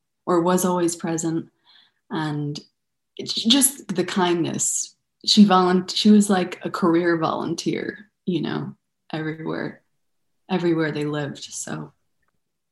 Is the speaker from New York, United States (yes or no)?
yes; Buffalo, New York, United States; also born or lived in Denver, Colorado; I was born in Denver, Colorado, and I grew up in Buffalo, New York.